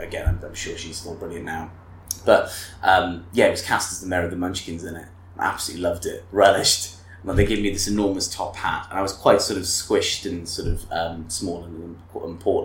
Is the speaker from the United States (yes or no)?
no; Bridgend, Wales, United Kingdom; I did grow up in Wales. So I was born in Bridgend and have lived there for a large majority of my life